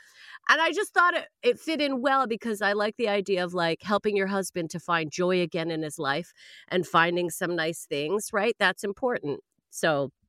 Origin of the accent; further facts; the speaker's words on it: Canada; as a Canadian